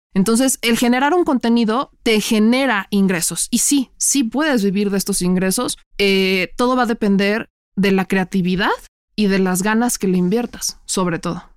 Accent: Puebla, Mexico; moved away as an adult; now in Mexico City, Mexico; mexicana, nacida en Puebla, toda mi vida y llevo eh, casi dos años haciendo travesuras en la Ciudad de México

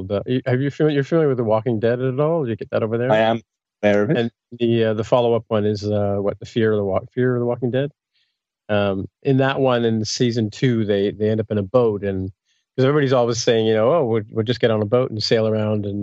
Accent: England, United Kingdom; born there; By the way, I was born in England, just FYI.

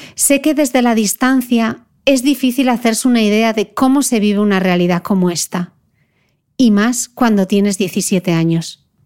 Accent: Spain; now in Dubai, United Arab Emirates; con mi corazón en España. Se ha declarado el estado de alarma en mi país

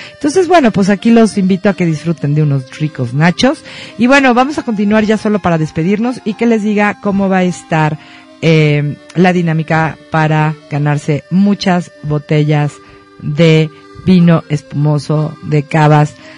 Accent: Mexico; como mexicanos puristas

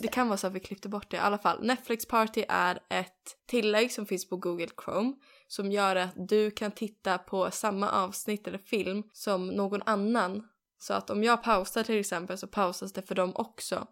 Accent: Sweden; moved away

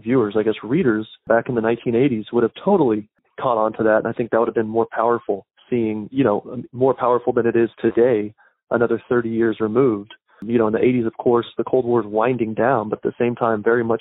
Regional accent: United States; I'm an American

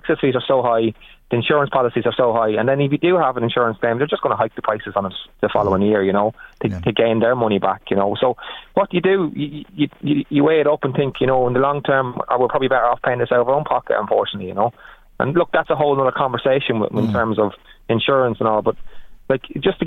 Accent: Navan, Leinster, Ireland; I'm Navan born, bred and reared. When I grew up in Navan

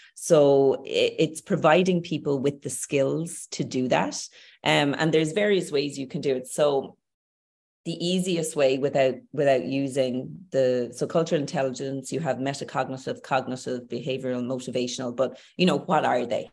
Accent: Tipperary, Munster, Ireland; moved away as an adult; also born or lived in Dublin; now in Galway, Ireland; I'm Irish. I'm Irish. So growing up in Ireland, I grew up with certain norms, values, beliefs.

